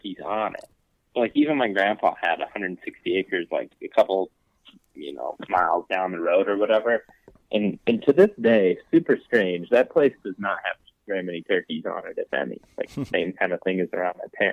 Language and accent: English; Western Ohio, United States; I grew up in Western Ohio